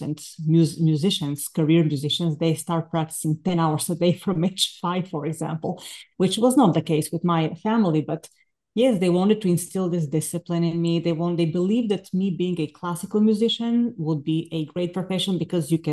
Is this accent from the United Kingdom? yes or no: no; Bulgaria; moved away as an adult; now in United States; I'm from Bulgaria originally. I came to the States in 2000 to earn my master's and doctoral degrees in violin